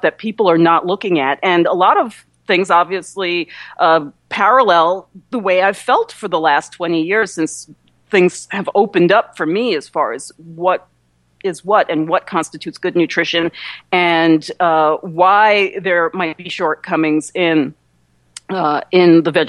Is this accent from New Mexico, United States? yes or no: no; New York area, United States; also born or lived in New Jersey; I'm from the New York area, too, and lived in New Jersey for a number of years